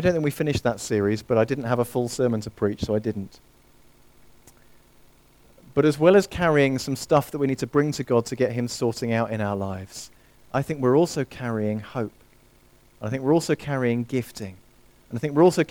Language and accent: English; near Harefield Hospital, northwest London, United Kingdom; I grew up near Harefield Hospital, northwest London, just on the outskirts